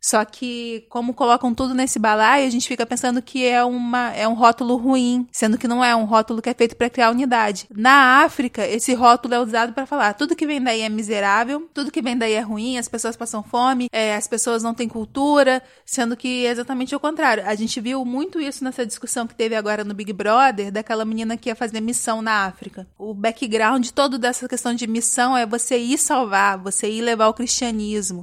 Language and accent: Portuguese; Brazil; A gente vive num país de terceiro mundo, a gente é latino